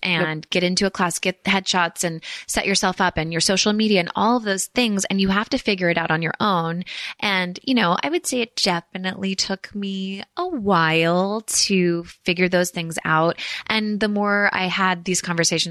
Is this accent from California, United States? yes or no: yes; the Bay Area, Marin, California, United States; also born or lived in San Francisco; I grew up in the Bay. And then when my parents kind of yuppified a little bit more, we could afford to like live across the Golden Gate Bridge in Marin